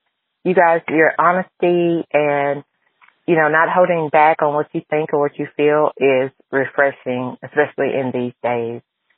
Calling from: Texas, United States; I'm from Texas.

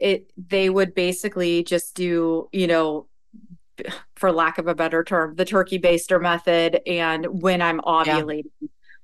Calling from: Stamford, Connecticut, United States; I'm coming from Stamford, Connecticut on the New York border.

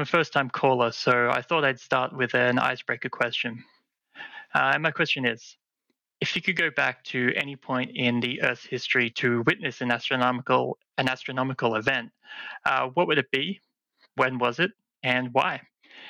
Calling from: Sunshine Coast, Queensland, Australia; I'm from the Sunshine Coast, Queensland.

